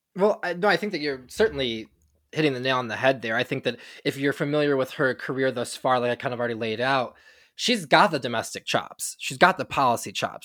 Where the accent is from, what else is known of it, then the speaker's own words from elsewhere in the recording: Michigan, United States; we are both from Michigan